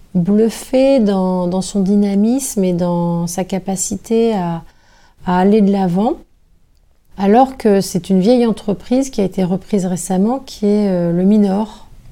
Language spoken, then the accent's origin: French; Brittany, France; moved away; j'ai habité pendant de nombreuses années en dehors de la Bretagne